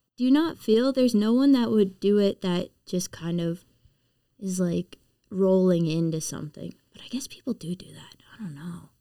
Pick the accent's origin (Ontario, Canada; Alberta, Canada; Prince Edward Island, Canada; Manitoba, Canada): Prince Edward Island, Canada; moved away as an adult; also born or lived in Nova Scotia; I'm from Prince Edward Island